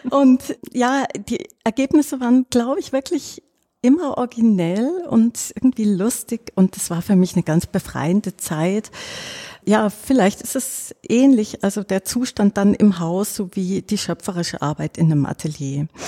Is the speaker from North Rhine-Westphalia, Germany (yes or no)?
no; Baden-Württemberg, Germany; also ich bin am Bodensee aufgewachsen in einem kleinen Dorf in der Nähe von Meersburg.